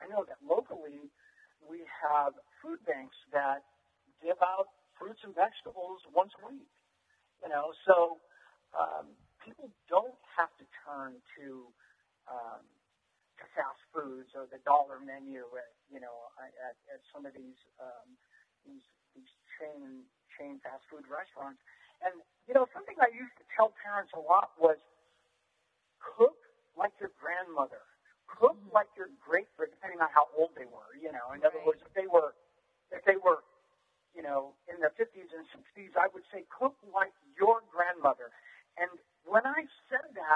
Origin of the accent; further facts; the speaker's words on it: Gilroy, California, United States; I grew up in Gilroy, California, which when I was growing up was very rural